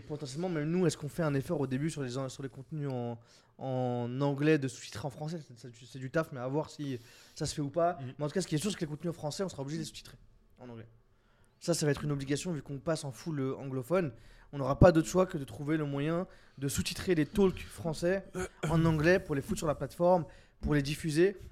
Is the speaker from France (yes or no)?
yes; France; on est des Frenchies